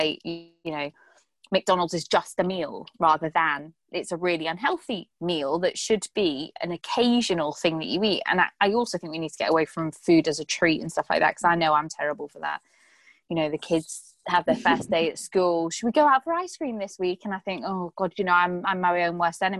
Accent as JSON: {"language": "English", "country": "Ireland", "said": "We're Irish. We have to eat potatoes. We're Irish."}